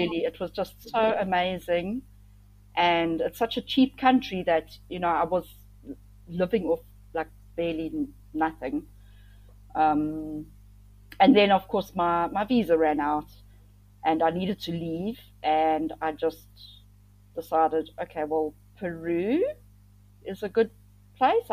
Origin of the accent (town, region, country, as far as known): South Africa; moved away as an adult; also born or lived in Thailand / Cambodia